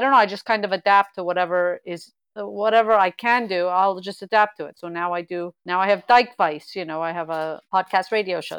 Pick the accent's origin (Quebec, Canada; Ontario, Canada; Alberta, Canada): Quebec, Canada; Montreal; I'm from Montreal.